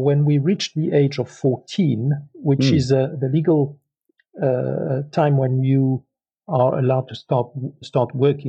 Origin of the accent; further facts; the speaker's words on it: Toulouse, Occitania, France; English is a second language; moved away; also born or lived in Morocco; I grew up in Toulouse, southwest of France, not far from Spain, right bang between the Atlantic Ocean and the Mediterranean Sea.